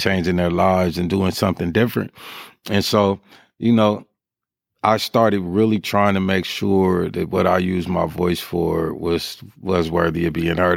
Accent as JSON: {"language": "English", "town": "Sacramento", "region": "California", "country": "United States", "tie": "born or raised there", "said": "I'm a Sacramento baby from birth. I was born at Methodist Hospital."}